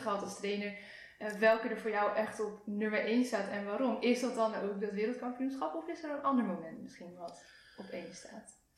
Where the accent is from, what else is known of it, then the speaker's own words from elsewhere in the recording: Netherlands; als Nederlanders